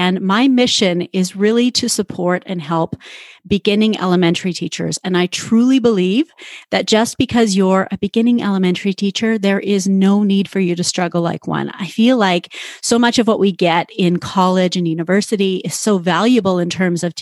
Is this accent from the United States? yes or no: no; Canada; accent: Canadian; moved away; I was living in Canada at the time. You'll probably hear my Canadian accent